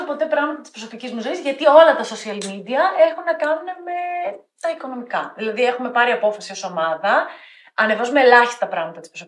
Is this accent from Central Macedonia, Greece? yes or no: yes; Thessaloniki, Central Macedonia, Greece; now in Athens, Greece; Είμαι Θεσσαλονικιά, προτιμάω την Αθήνα, αγαπώ την Αθήνα, τη λατρεύω.